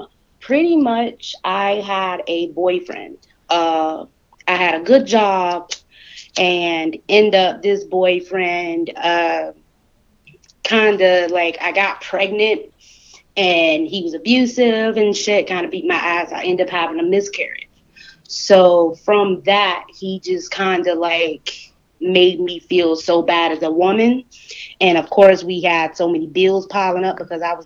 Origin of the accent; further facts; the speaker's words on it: Southern Georgia, United States; moved away as an adult; also born or lived in Atlanta, Georgia; now in Las Vegas, United States; I'm a Southern girl. I grew up in Southern Georgia.